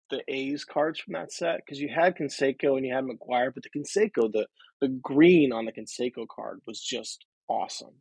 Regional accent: St. Louis, Missouri, United States; moved away as an adult; also born or lived in Charlotte, North Carolina; I grew up in St. Louis

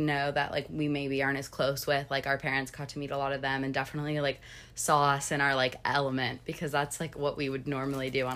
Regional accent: Atlanta, Georgia, United States; moved away as an adult; now in Lexington, United States; I'm from Atlanta, Georgia

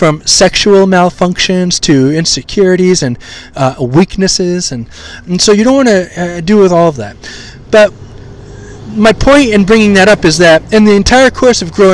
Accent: Maine, United States; I grew up in Maine, the great state of Maine, which is all white.

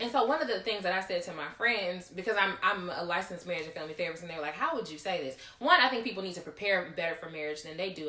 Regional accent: Gulfport, Mississippi, United States; also born or lived in Hattiesburg; my hometown is Gulfport

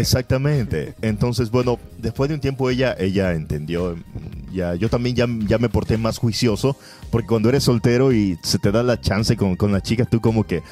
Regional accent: Guayaquil, Guayas, Ecuador; also born or lived in Naranjal, Ecuador; yo soy guayaquileño, pero viví cuatro años allá

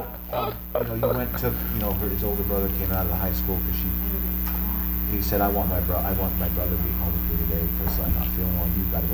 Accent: Oregon, United States; we did bow and arrows in gym where I grew up in Oregon.

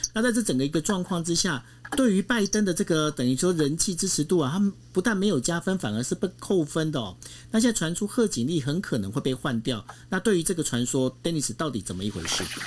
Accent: Taiwan; 身为我们在台湾，我们是一个台湾人

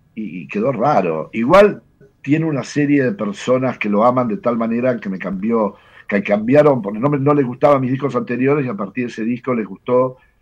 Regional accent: Argentina; yo soy argentino, tengo todos mis amigos, tenía todos mis amigos acá

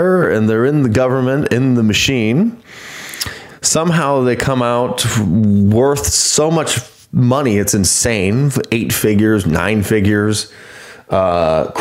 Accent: United States; I grew up in the United States or because I was born here

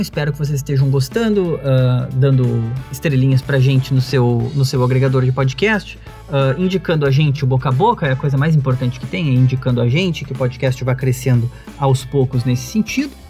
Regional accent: Porto Alegre, Rio Grande do Sul, Brazil; a gente é aqui de Porto Alegre

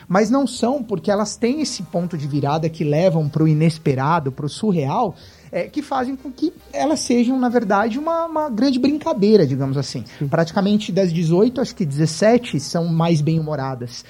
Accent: São Paulo, Brazil; Eu sou de São Paulo

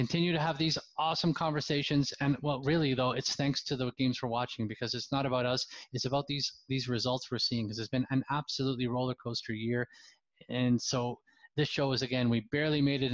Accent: England, United Kingdom; moved away; my home country, the UK, England

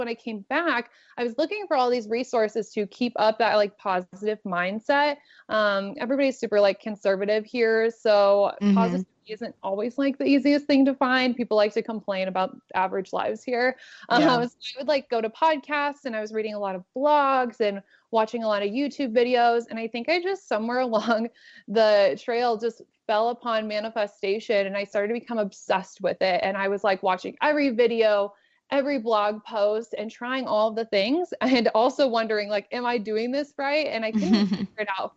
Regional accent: Omaha, Nebraska, United States; now in Lincoln, United States; I'm actually from Omaha, and Lincoln's like 45 minutes away

